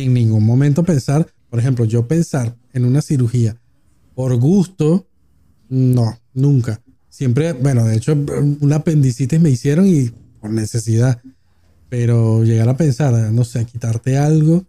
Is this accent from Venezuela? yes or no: yes; Venezuela; now in Argentina; nosotros como venezolanos estábamos acostumbrados a prácticamente ni usar el efectivo